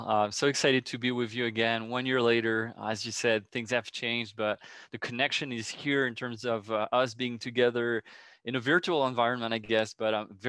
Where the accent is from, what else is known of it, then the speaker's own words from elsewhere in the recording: France; English is a second language; moved away as an adult; now in Chicago, United States; Yeah, so I'm originally from France, as you said. I lived in France until the age of roughly 24, 25. And what brought me to Chicago is the desire to travel.